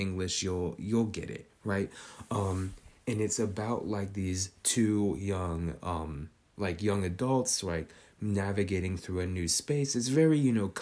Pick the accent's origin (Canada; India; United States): United States; Northern California; Growing up in Northern California